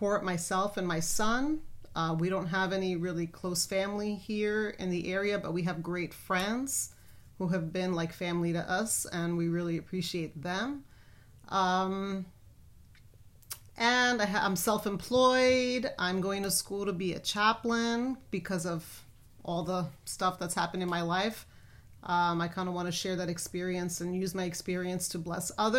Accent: New York City, New York, United States; moved away as an adult; now in Texas, United States; if you haven't already noticed my accent, I'm originally from New York City, born and raised there

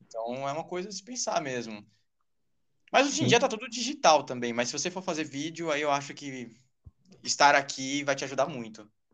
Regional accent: São Paulo, Brazil; Sou de São Paulo.

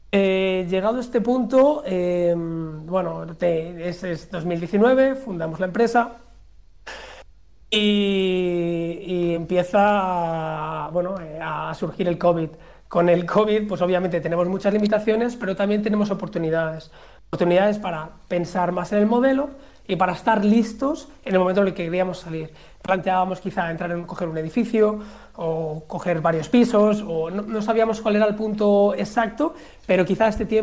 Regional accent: Spain; pero en Suiza nadie lo conocía. Y yo, como buen español, pues sabía las ventajas que esto podía tener.

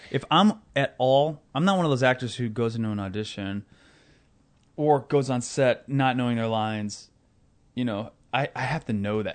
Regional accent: Omaha, Nebraska, United States; I grew up in Omaha, Nebraska.

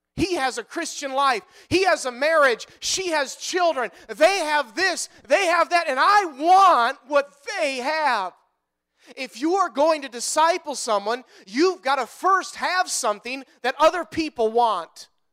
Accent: Wisconsin, United States; we're from Wisconsin

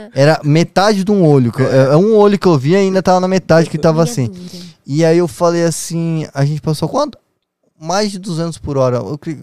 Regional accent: Foz do Iguaçu, Paraná, Brazil; moved away as an adult; now in São Paulo, Brazil; eu fui criado em Foz do Iguaçu com a minha mãe e com a minha avó

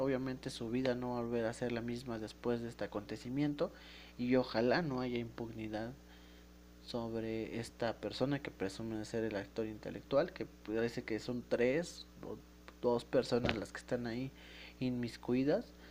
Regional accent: Mexico; los mexicanos

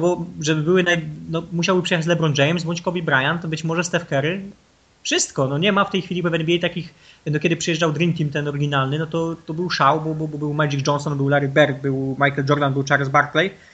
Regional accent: Nowa Sól, Lubusz Voivodeship, Poland; ja jestem z Nowej Soli, jeździłem na turnieje piłki ręcznej do Głogowa

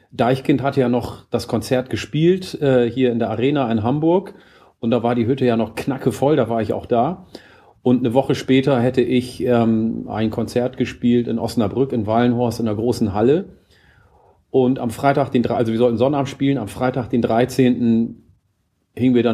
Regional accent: Oromia, Ethiopia; den Ursprung der plattdeutschen Sprache in meiner Heimat Oromia, weil ich habe ja auch Plattdeutsch von meinem Urgroßvater gelernt.

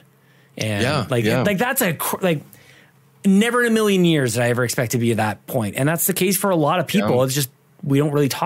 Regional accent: Canada; I'm Canadian

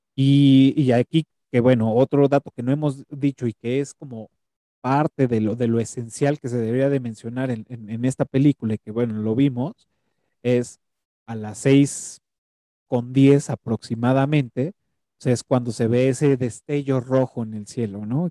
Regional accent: Mexico; traemos como, como cultura mexicana

